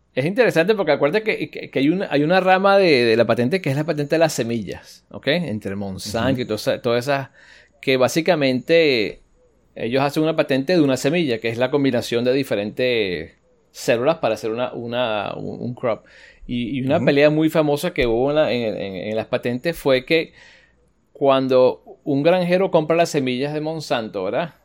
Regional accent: United States; soy americano

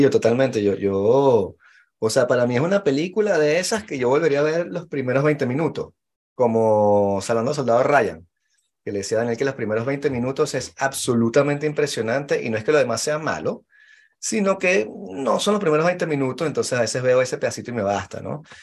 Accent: Venezuela; now in France; yo como, como venezolano normal y corriente

